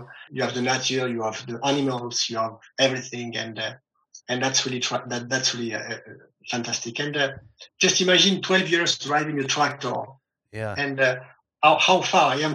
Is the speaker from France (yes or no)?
yes; close to Millau, Occitania, France; I grew up on the countryside of South of France, mm-hmm. in a farm